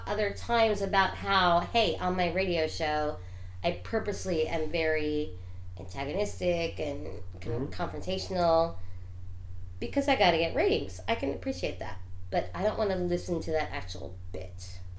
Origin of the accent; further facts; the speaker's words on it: New York, United States; I'm from New York.